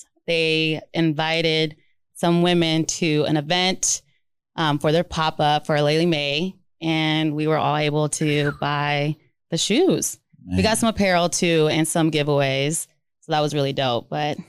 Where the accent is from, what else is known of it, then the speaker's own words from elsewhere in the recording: California, United States; What I said, my family's from Long Beach, from LA. Mm-hmm. So we would watch Dodger games over D-bac